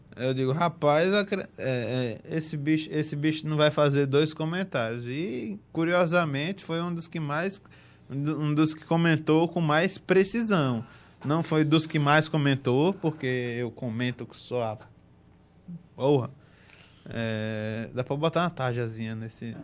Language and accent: Portuguese; Northeast Region, Brazil; accent: sotaque puxado; era um menininho do, do, do Nordeste